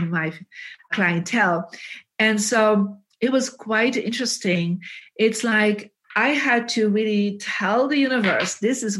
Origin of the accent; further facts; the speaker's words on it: Belgium; English is a second language; moved away as an adult; I mean, I came from Belgium, had no idea who is this John Gray or Jack Canfield.